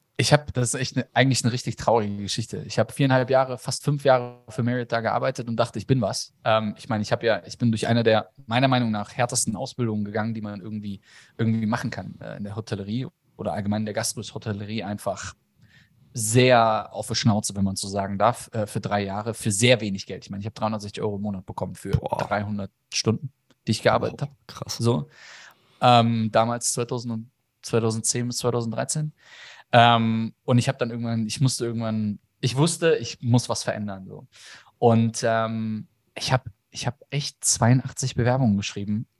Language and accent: German; a village south of Frankfurt, near the Bavarian border, Hesse, Germany; ich bin auch im Dorf groß geworden, südlich von Frankfurt, äh, schon an der bayerischen Grenze